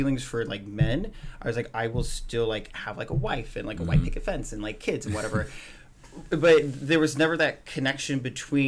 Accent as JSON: {"language": "English", "town": "Tacoma", "region": "Washington", "country": "United States", "tie": "born or raised there", "said": "I was born and raised here in Tacoma."}